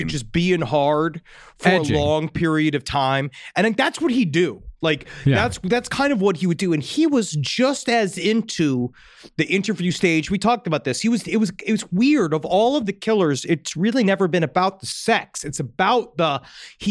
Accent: New York City, New York, United States; I grew up there and I knew what it was like

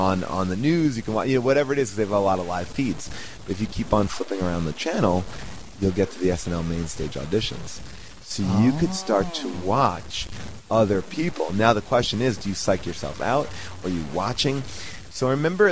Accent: New York, United States; I am from New York

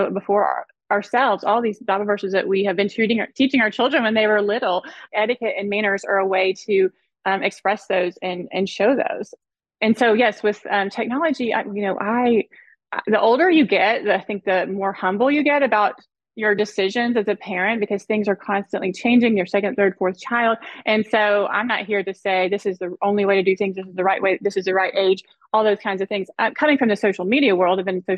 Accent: the South, United States; also born or lived in South Florida; now in Dallas, United States; I grew up in the South and we lived part of our childhood

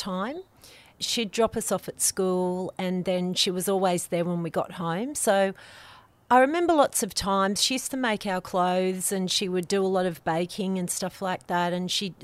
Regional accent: Lane Cove, New South Wales, Australia; I grew up in Lane Cove on River Road, and River Road was a four-laned highway

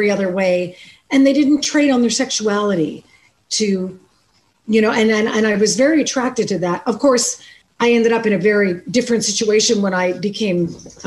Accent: Canada; I am from Canada

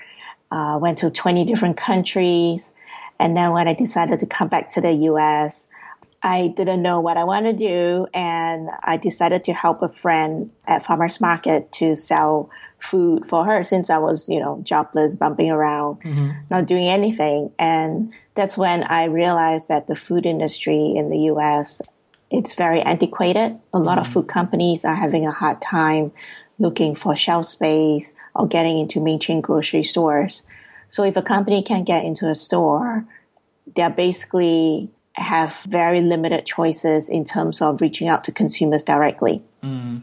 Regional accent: Singapore; moved away as an adult; now in United States; I was originally born and raised in Singapore, and I was working there as a financial software

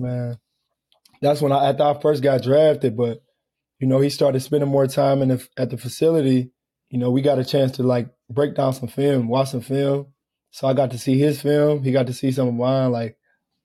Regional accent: Detroit, Michigan, United States; moved away; my hometown team

